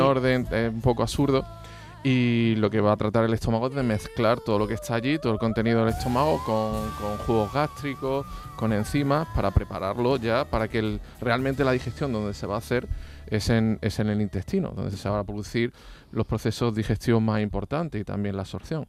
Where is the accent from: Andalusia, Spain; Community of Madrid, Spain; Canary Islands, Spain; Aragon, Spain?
Andalusia, Spain; Cazorla; a mi tierra, al nacimiento, a Cazorla